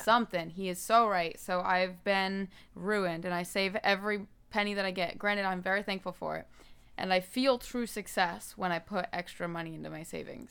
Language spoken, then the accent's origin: English; Daytona Beach, Florida, United States; moved away as an adult; now in Nashville, United States; I moved here from Daytona Beach